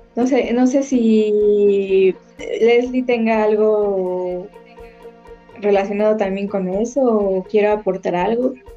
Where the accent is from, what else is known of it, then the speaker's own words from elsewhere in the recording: Mexico; representan como mexicanos